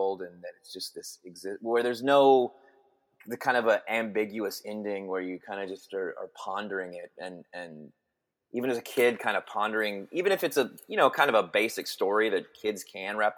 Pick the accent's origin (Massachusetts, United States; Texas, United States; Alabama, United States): Texas, United States; Denton; I grew up in Texas. I grew up in the Dallas Fort Worth area, a little town called Denton, Texas.